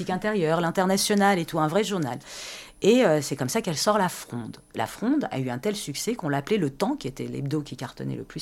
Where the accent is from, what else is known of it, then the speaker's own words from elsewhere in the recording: France; Et je considère qu'en France, en tant que Française, j'ai mes droits.